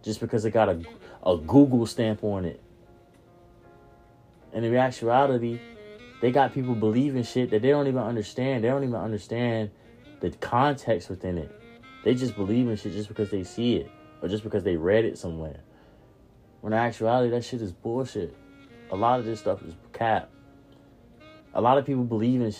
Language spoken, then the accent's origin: English; Norfolk, Virginia, United States; moved away; I grew up in Norfolk